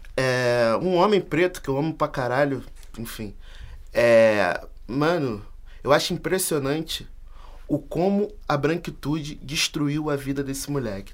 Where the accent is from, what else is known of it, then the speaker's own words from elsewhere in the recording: Brazil; Nós somos americanos do Sul, nós somos brasileiros.